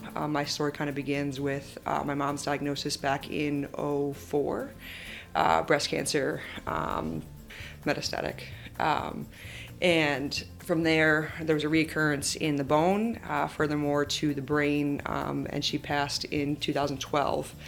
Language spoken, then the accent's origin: English; New Jersey, United States; moved away as an adult; also born or lived in Midwest; I'm originally from New Jersey